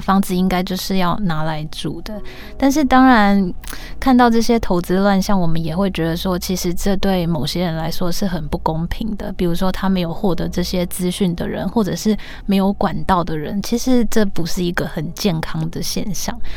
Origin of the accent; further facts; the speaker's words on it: Tainan, Taiwan; moved away as an adult; now in Taipei, Taiwan; 因为我是北漂嘛，我就是台南人，然后到台北工作